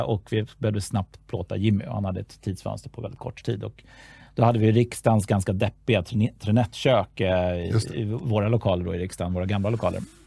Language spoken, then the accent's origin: Swedish; Stockholm, Stockholm County, Sweden; jag är född och uppvuxen i Stockholm